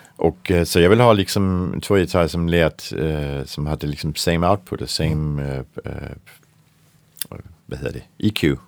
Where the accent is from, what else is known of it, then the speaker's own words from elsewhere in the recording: Denmark; Swedish is a second language; moved away; Jag är från Danmark